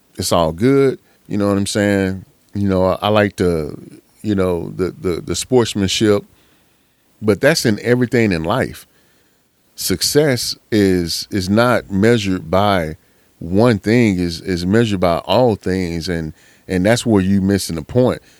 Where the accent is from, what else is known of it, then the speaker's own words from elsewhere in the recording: Pittsburg, Texas, United States; I remember when I was a young cat growing up in East Texas. Shout out to Pittsburgh, Texas